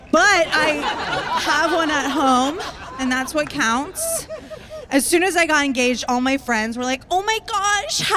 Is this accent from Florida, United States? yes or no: yes; Tampa, Florida, United States; now in Brooklyn, United States; I am originally from Tampa, Florida